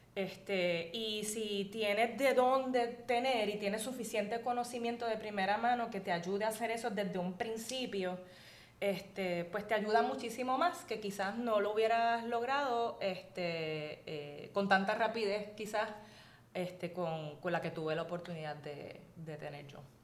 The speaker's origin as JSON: {"language": "Spanish", "town": "Hatillo", "country": "Puerto Rico", "tie": "born or raised there", "also_born_or_lived": "United States", "moved": "as an adult", "said": "yo estudié en una escuela pequeña en Atillo, en el colegio de Nuestra Señora del Carmen"}